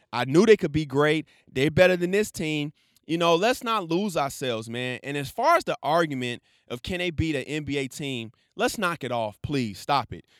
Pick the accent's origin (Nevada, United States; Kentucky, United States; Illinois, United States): Illinois, United States; Chicago; my hometown, city of Chicago.